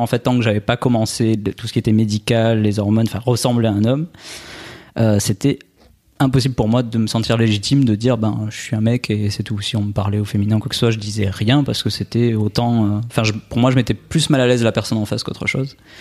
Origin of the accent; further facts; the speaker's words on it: Albi, Occitania, France; accent: accent chantant; now in Nice, France; je suis originaire euh, d'Albi à la base, à côté de Toulouse